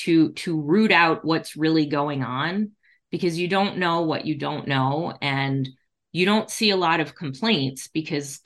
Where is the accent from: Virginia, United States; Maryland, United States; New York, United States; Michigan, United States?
Michigan, United States; Detroit; my hometown of Detroit